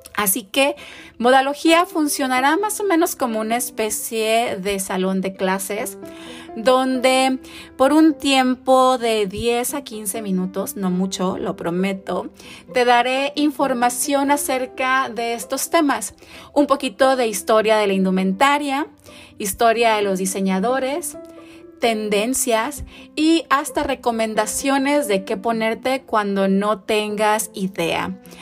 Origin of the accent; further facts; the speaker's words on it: Tijuana, Baja California, Mexico; soy tijuanense